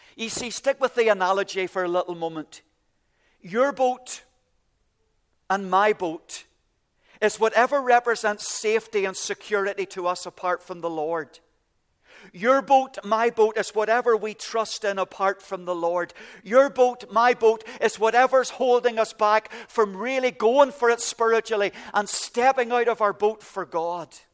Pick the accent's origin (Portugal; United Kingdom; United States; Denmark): United Kingdom; Ballycastle, Northern Ireland; moved away; I came from Ballycastle at the very top of Ireland